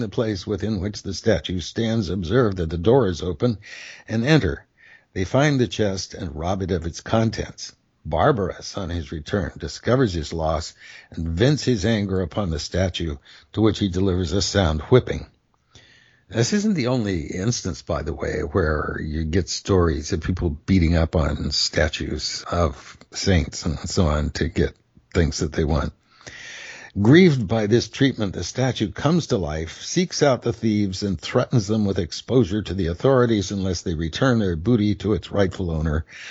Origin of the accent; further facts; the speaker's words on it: Petaluma, California, United States; I grew up in the same area